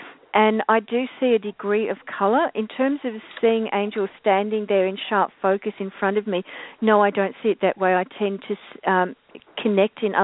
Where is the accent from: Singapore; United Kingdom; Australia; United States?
Australia; Victoria; Country Victoria, which is my home state